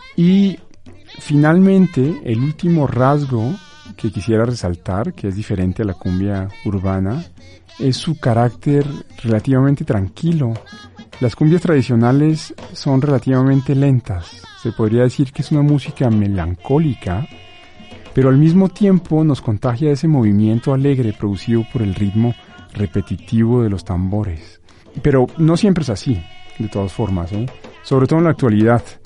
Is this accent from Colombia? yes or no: yes; Colombia; moved away as an adult; now in Mexico; de mi país natal, Colombia